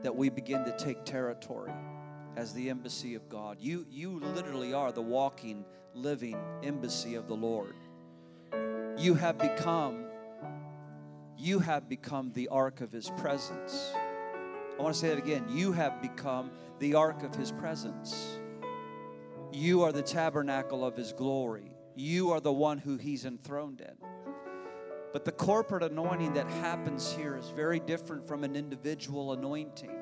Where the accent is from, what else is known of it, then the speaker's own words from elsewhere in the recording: Illinois, United States; moved away; every time I go back to my hometown in Cornfield, USA, in Illinois, I always slip into my old church